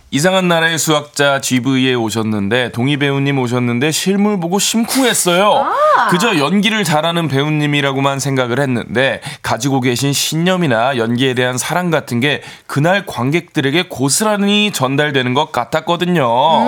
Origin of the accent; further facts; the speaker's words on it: Incheon, South Korea; 저 어렸을 때 주안도 살았었고요